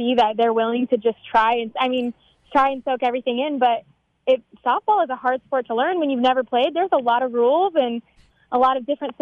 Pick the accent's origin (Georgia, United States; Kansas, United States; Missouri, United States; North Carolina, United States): Kansas, United States; moved away; I'm from Kansas originally